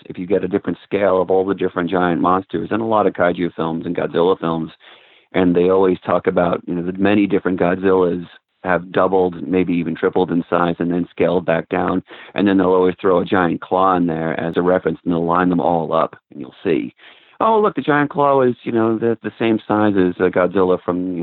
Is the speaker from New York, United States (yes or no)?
yes; suburbs of New York City, United States; I grew up in the suburbs of New York City.